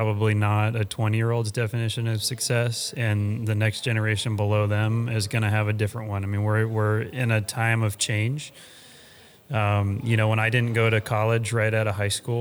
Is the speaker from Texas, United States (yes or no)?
yes; Texas, United States; also born or lived in Colorado; I was born and raised in Texas